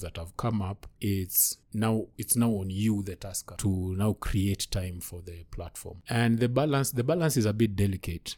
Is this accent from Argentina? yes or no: no; Kisumu, Kisumu County, Kenya; I'm from Kisumu.